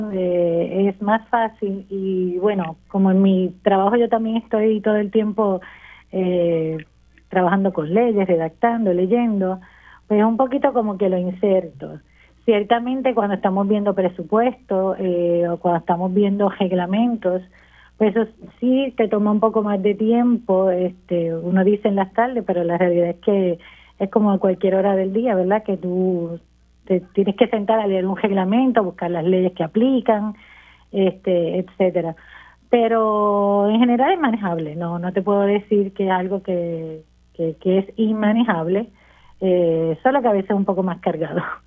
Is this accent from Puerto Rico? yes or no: yes; Las Marías, Puerto Rico; moved away as an adult; yo soy natural de Las Marías, vamos a empezar por ahí. y estuve unos años fuera de Las Marías, me regresé ya hace